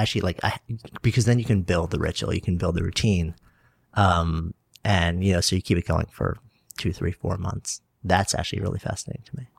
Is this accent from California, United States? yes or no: no; Port Washington, New York, United States; now in New York City, United States; I grew up on, on Long Island, on a peninsula. I was East Egg from the Great Gatsby, Port Washington